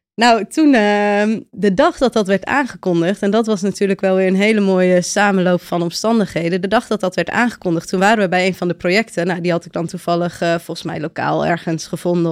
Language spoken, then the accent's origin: Dutch; a village in Friesland, Netherlands; moved away as an adult; also born or lived in Utrecht / Cape Town / Spain / Sweden; geboren in Utrecht, opgegroeid in een dorp in Friesland